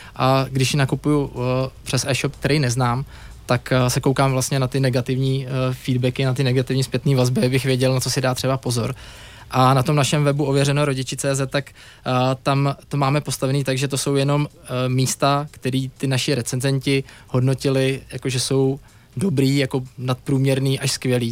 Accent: Prague, Czechia; já jsem kluk z Prahy

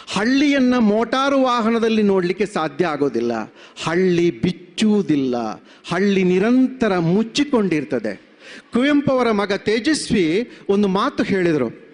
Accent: Dakshina Kannada district, Karnataka, India

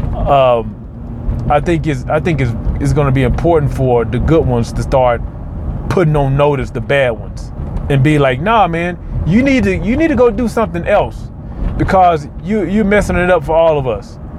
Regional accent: Mississippi, United States; moved away; I'm from Mississippi

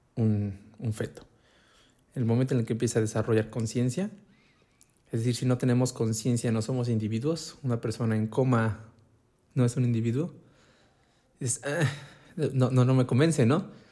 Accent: Puebla, Mexico; como todo poblano

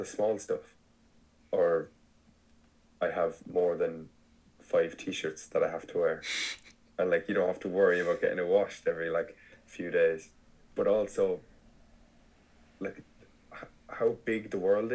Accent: Ireland

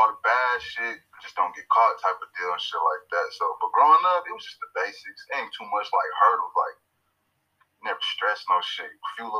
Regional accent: Long Beach, California, United States; now in Las Vegas, United States; I'm straight from Long Beach, California, repping at Eastside Las Vegas

